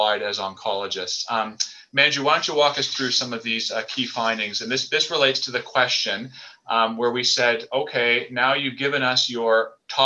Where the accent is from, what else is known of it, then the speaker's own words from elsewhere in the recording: Canada; I'm Canadian